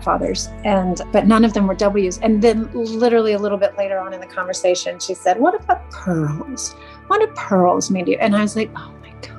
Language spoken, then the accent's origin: English; Asheville, North Carolina, United States; I'm from Asheville, North Carolina